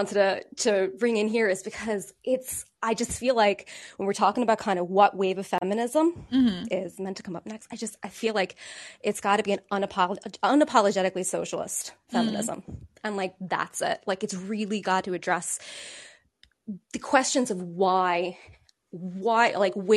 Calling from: Ireland; I'm calling you from Ireland

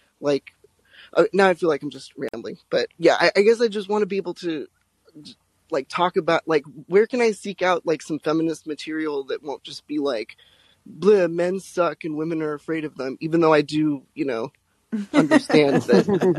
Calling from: Salem, Oregon, United States; Oh, I'm in Salem, Oregon right now.

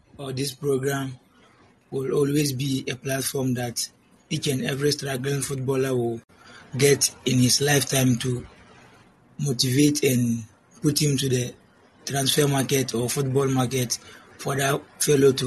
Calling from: Bole, Savannah Region, Ghana; I'm calling from Bole, from the Savannah region

